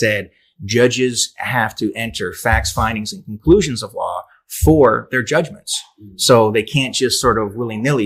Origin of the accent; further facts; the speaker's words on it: Canada; I'm Canadian